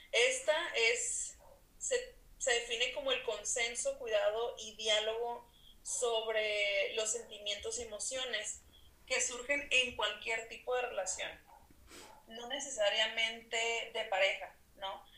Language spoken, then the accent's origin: Spanish; Mexicali, Baja California, Mexico; Soy norteña también, Mexicali, Baja California, soy psicóloga